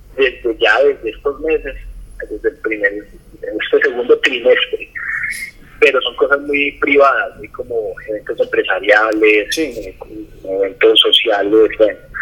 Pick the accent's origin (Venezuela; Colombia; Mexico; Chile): Colombia; como colombiano